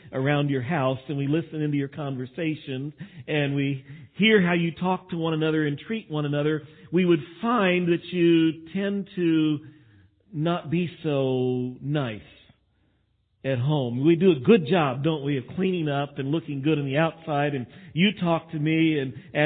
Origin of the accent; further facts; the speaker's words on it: Texas, United States; I am from Texas and we tend to talk like this